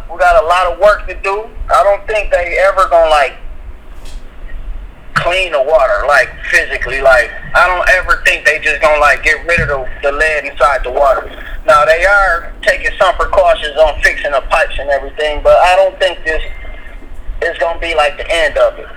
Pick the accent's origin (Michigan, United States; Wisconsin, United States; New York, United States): Michigan, United States; Flint; when we grew up out in Beecher, you know, we always had water problems.